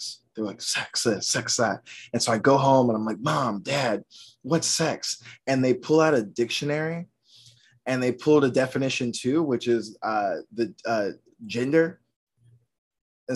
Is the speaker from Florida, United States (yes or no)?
no; outside of Atlanta, Georgia, United States; moved away as an adult; now in New York, United States; I grew up outside of Atlanta